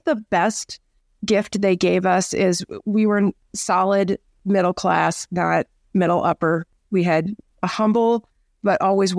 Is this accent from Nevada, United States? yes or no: no; Dubuque, Iowa, United States; now in Colorado, United States; I was a little girl growing up in Iowa. I live in Colorado now, but I was born and raised in Dubuque, Iowa, and had a pretty idyllic childhood.